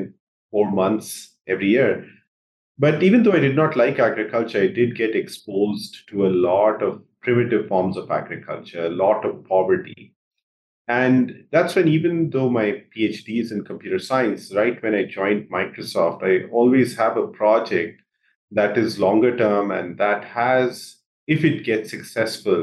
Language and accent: English; Jamshedpur, Jharkhand, India; moved away as an adult; also born or lived in Bihar, India / Ithaca, United States; now in United States; I grew up in India. I grew up in the eastern part of India in a city called Jamshedpur